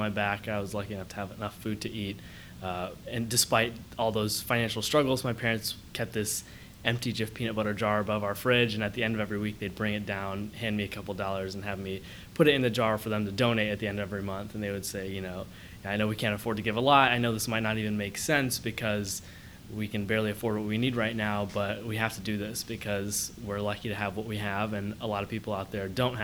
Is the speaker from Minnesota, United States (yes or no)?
no; Dublin, Ohio, United States; also born or lived in Dayton, Ohio / Columbus, Ohio; And I've been in Dublin. I went through Dublin City Schools from kindergarten all through 12th grade